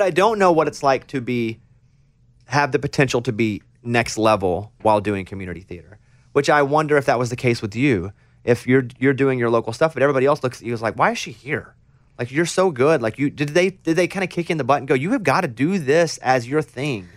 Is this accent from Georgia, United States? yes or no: no; Mountain Pine, Arkansas, United States; born or raised there